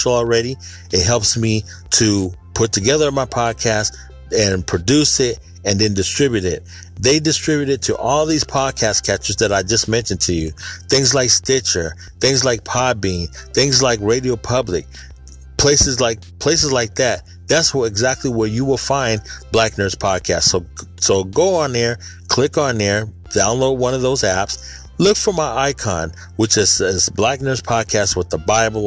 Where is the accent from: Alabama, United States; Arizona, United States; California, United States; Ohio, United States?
California, United States; Sacramento; born or raised there